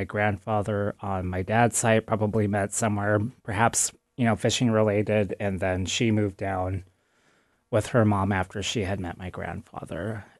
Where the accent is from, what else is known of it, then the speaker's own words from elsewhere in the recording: Wrangell, Alaska, United States; I am … from the Tiatan clan in Wrangell, Alaska.